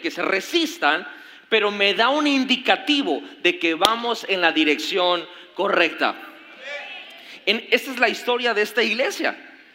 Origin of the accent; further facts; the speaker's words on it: Mexico; como mexicanos que fuimos conquistados